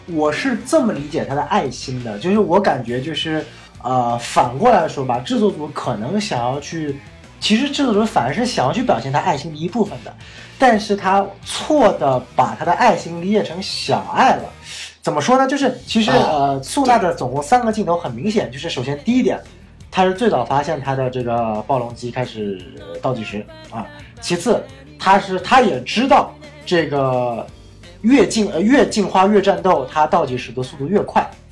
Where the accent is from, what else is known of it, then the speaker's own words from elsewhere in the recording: Northeast China, China; 你请我吃一顿我家乡的东北菜